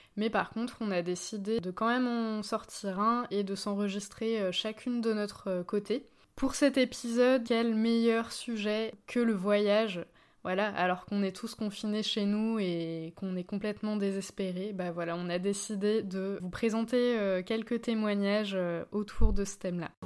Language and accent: French; France; au sein de mon pays d'origine